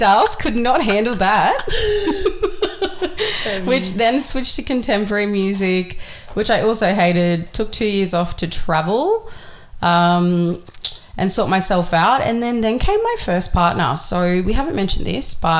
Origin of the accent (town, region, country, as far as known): Thirroul, New South Wales, Australia; born or raised there; also born or lived in Sydney / Wollongong